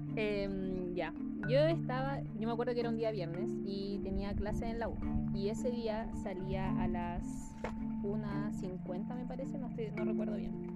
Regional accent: Peñaflor, Santiago Metropolitan Region, Chile; somos eh, de Peñaflor, entonces como somos provincianos

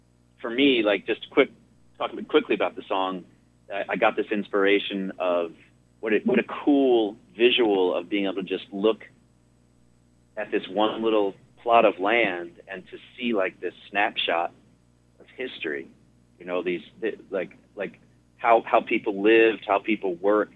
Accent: Connecticut, United States; moved away; my home state of Connecticut

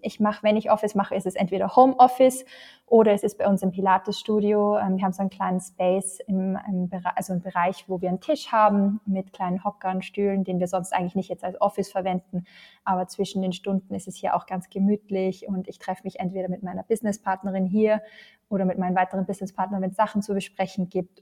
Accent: Austria; bei uns in Österreich

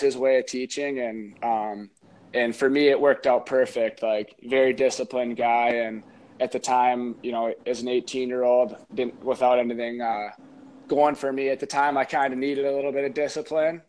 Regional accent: Stillwater, Minnesota, United States; play for my hometown, uh, Stillwater, that I grew up

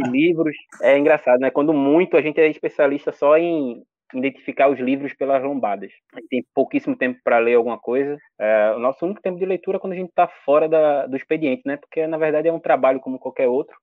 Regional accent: Olinda, Pernambuco, Brazil; eu sou natural da Ilha do Rato, que é uma favela lá de Olinda, Pernambuco, nascido e criado

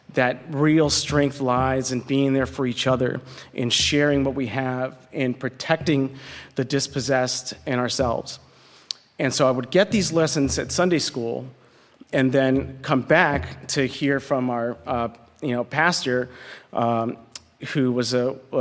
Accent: Compton, California, United States; also born or lived in Los Angeles; I was born in Los Angeles, and when I was 4 years old, my mother passed away from leukemia. My father, you know, was a single father at that point with two kids, working a minimum wage job, and so we moved from where we were in L.A. to a small house right on the border between Linwood and Compton

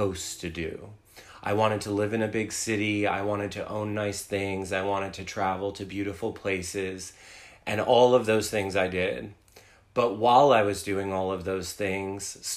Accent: New Jersey, United States; moved away as an adult; also born or lived in New York City; now in Wilmington, United States; I was born and raised in New Jersey. I moved to New York City when I was 21 years old

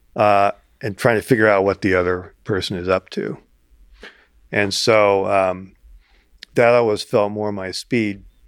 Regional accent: Ames, Iowa, United States; growing up in Ames

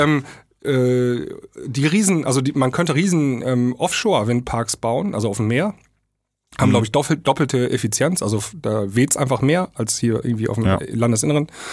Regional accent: East Frisia, Lower Saxony, Germany; hier oben bei uns in Ostfriesland

